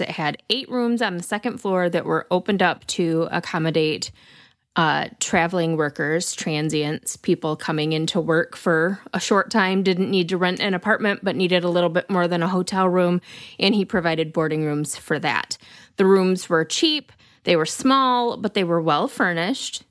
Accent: Lansing, Michigan, United States; my hometown of Lansing, Michigan

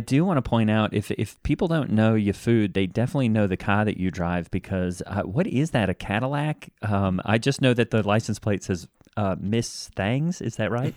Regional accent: Australia; I'm from Australia

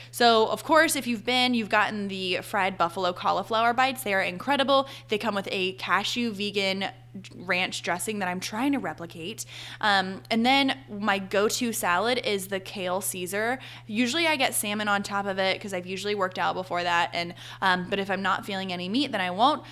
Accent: Charlotte, North Carolina, United States; also born or lived in Arizona / Boone, North Carolina; now in Charleston, United States; I'm from Charlotte, North Carolina.

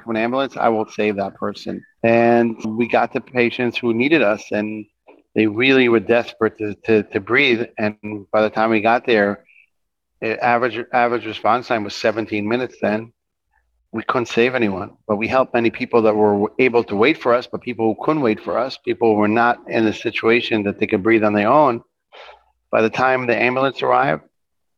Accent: Jerusalem, Jerusalem District, Israel; I grew up in Jerusalem

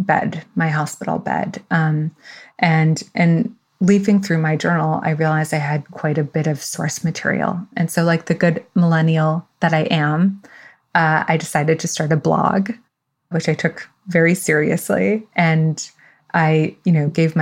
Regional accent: New York City, New York, United States; moved away; also born or lived in Tunisia / Paris; I was born in New York City. Both my parents are immigrants.

